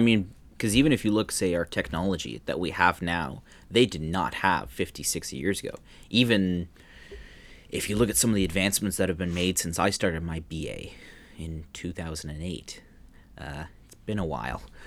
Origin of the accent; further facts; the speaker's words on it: Canada; moved away as an adult; now in Netherlands; growing up in Canada, you knew Toronto was a five-hour drive